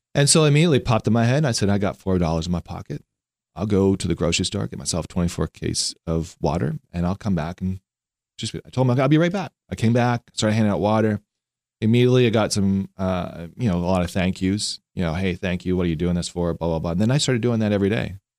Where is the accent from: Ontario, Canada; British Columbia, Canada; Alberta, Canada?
British Columbia, Canada; Vancouver; now in Lancaster; I'm from Vancouver, Canada